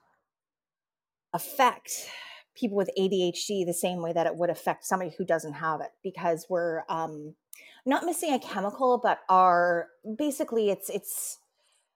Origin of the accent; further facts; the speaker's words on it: Canada; even being Canadian